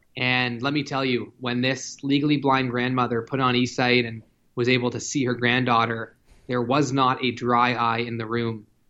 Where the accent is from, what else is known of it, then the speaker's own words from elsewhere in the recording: Toronto, Ontario, Canada; my hometown of Toronto